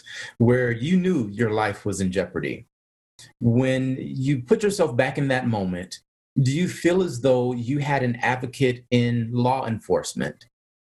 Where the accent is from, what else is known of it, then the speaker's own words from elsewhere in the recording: Michigan, United States; growing up in Michigan in a big city, but I went to high school in a little town